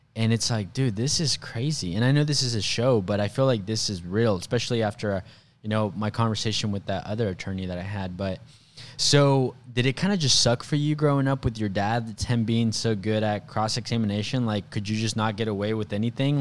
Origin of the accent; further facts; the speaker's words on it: Mexico; moved away; I was actually born in Mexico.